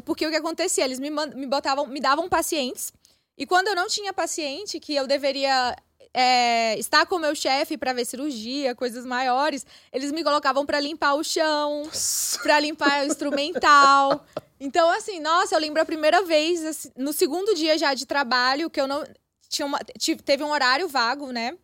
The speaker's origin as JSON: {"language": "Portuguese", "region": "Maranhão", "country": "Brazil", "tie": "born or raised there", "also_born_or_lived": "Pará, Brazil", "moved": "as an adult", "lives_now": "Germany", "said": "eu cresci no Nordeste"}